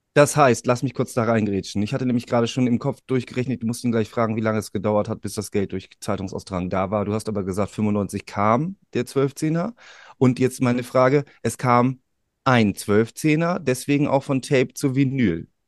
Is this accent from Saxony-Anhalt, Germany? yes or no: no; Bremen, Germany; wir beide als Bremer